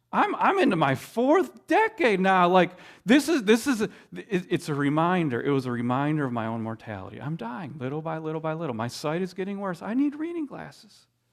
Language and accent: English; Midwest, United States; I grew up in the Midwest